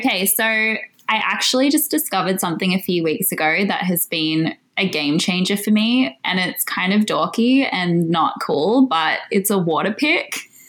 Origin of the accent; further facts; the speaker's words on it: Australia; accent: Australian; moved away as an adult; also born or lived in New York; now in Los Angeles, United States; Yes, Australian.